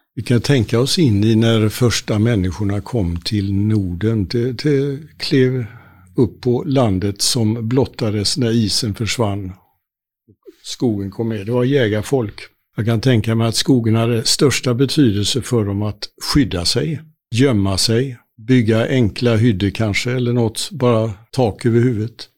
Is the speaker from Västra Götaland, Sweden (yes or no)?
yes; Gothenburg, Västra Götaland, Sweden; Jag är eh, född och uppvuxen i Göteborgs, Göteborg med omnejd